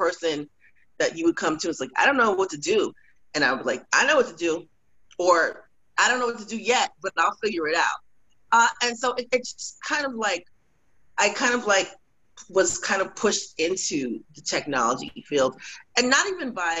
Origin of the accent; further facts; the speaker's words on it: New York City, New York, United States; also born or lived in Florida / Atlanta, Georgia; now in Austin, United States; I'm originally from Brooklyn, New York, born from Haitian immigrants.